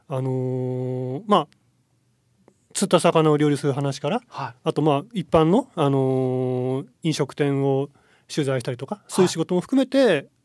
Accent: Saitama, Japan; also born or lived in Ibaraki / Tokyo / Kyoto; now in Okinawa, Japan; 父親の仕事の都合であの、茨城県なんですけど、まあ半年ぐらいしかいなくて、はい、育ちは埼玉県で、

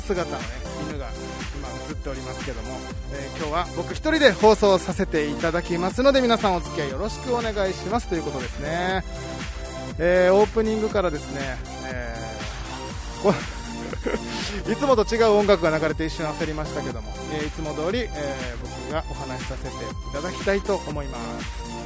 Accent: Okinawa, Japan; now in Tokyo, Japan

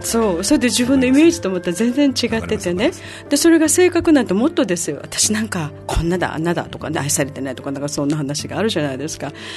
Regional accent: Okinawa, Japan; 私たちは沖縄の人間

